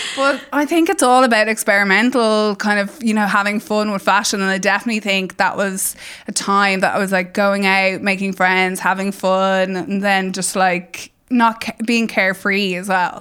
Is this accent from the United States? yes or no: no; Ireland; as Irish people